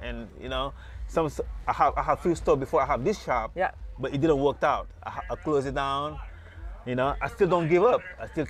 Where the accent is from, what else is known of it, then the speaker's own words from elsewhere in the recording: Senegal; also born or lived in Washington, D.C., United States; now in Los Angeles, United States; From Senegal. I mean, I moved here from Washington, D.C.